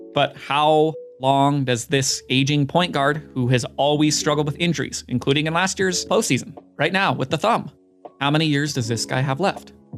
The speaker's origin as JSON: {"language": "English", "region": "Utah", "country": "United States", "tie": "born or raised there", "said": "My hometown basketball team in the N B A, the Utah Jazz"}